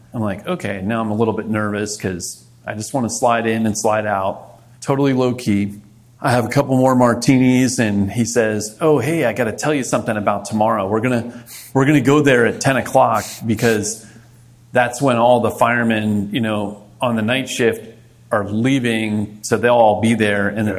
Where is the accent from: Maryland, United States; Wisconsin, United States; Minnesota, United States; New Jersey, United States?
Maryland, United States; Montgomery County; moved away as an adult; also born or lived in Fort Benning, Georgia / Fort Bragg, North Carolina; now in New York City, United States; I grew up in Maryland